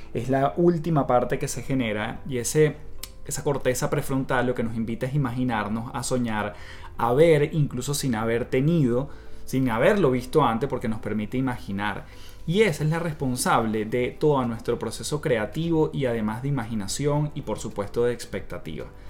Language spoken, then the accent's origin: Spanish; Venezuela; moved away as an adult; now in Chile; en Venezuela, de donde yo vengo